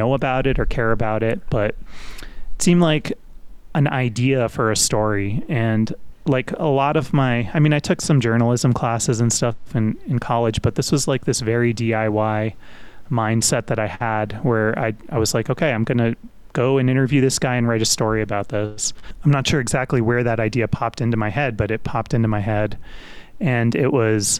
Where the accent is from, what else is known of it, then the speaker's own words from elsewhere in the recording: Westchester County, New York, United States; also born or lived in Brooklyn, New York; I was born in Brooklyn and lived in a couple different towns in Westchester County, kind of in grade school.